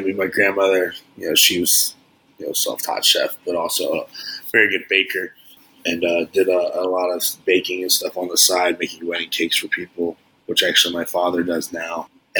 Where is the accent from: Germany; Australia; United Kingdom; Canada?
Germany; Frankfurt, Hesse; born there; also born or lived in Ohio, United States; I was born in Germany.